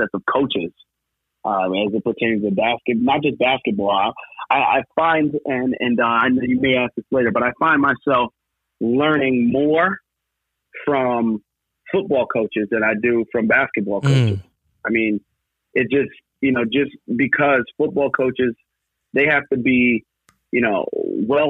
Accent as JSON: {"language": "English", "town": "Westbury", "region": "New York", "country": "United States", "tie": "born or raised there", "said": "So I grew up in Westbury, Westbury, Long Island, and that's where I grew up my entire life"}